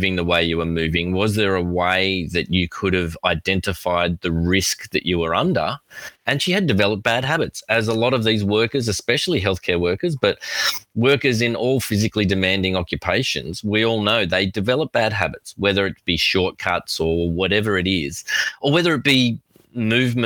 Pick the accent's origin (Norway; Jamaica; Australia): Australia; accent: Australian; I am Australian.